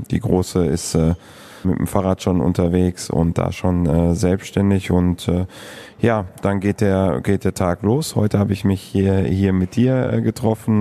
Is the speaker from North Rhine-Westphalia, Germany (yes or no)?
yes; Moers, North Rhine-Westphalia, Germany; also born or lived in San Jose; now in Krefeld, Germany; Stadtmitte. Ich bin auf der Landwehrstraße ähm, aufgewachsen